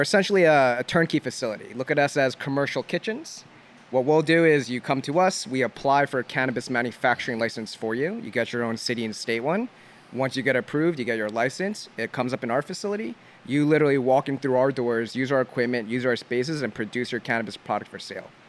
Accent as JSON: {"language": "English", "region": "New Jersey", "country": "United States", "said": "I'm from Jersey"}